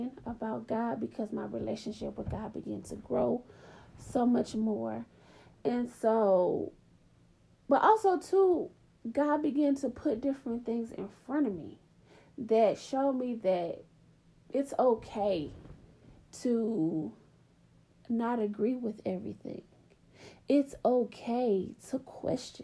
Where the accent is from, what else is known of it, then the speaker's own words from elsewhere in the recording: Atlanta, Georgia, United States; I grew up in the South. I grew up in Atlanta.